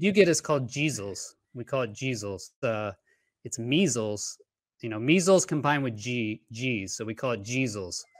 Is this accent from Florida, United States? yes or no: no; Houston, Texas, United States; moved away as an adult; I grew up in Houston, Texas